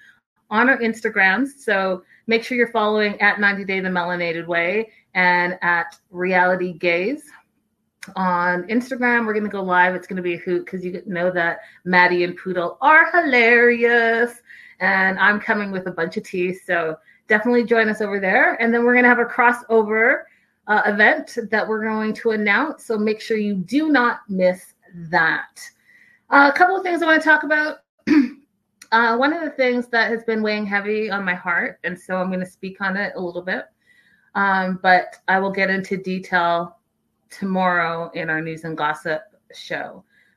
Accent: Canada; I'm Canadian

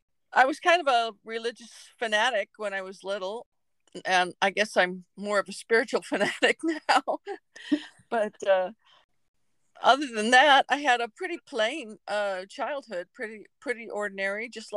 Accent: Pacific Northwest, United States; I grew up in the Pacific Northwest. We moved over 30 times.

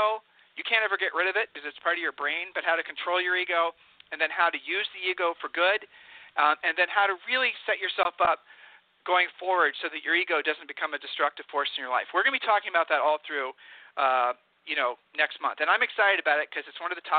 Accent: Ohio, United States; now in Texas, United States; we're from Ohio

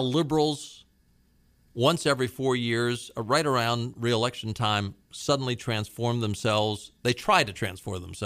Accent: Baltimore, Maryland, United States; now in North Carolina, United States; I grew up in Baltimore

